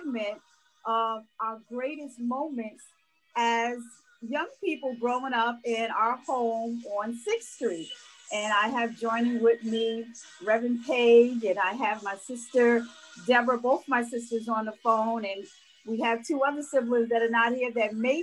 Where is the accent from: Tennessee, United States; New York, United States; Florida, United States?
New York, United States; growing up in New York